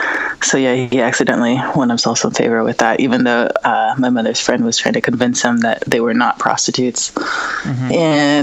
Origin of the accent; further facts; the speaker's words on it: Riverside, California, United States; born there; I was born in the Mars Air Force Base in Riverside, California.